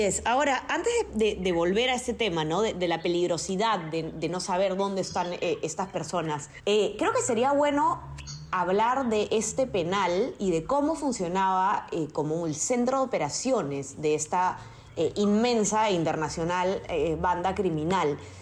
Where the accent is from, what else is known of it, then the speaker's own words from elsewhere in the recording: Peru; quienes nos escuchan probablemente somos la mayoría de Perú.